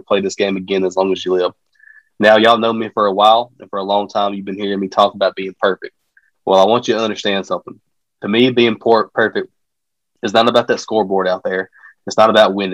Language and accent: English; Mantachie, Mississippi, United States; we're from Mantachie, and this is a very, very small town.